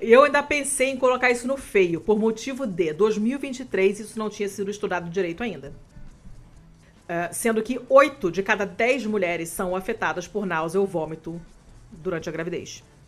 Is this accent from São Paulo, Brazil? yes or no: no; Rio de Janeiro, Brazil; moved away as an adult; now in Italy; Eu nasci, morei na Lagoa até eu me mudar para Itália